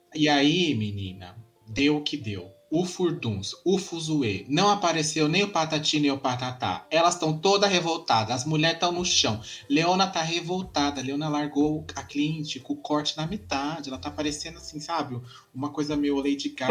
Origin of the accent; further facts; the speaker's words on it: Brazil; A gente é brasileira